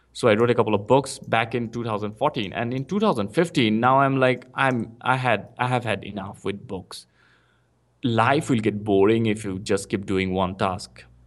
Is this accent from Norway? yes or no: no; India; English is a second language; moved away as an adult; now in Bangalore, India; I came to Bangalore because I previously, I was in a small town in India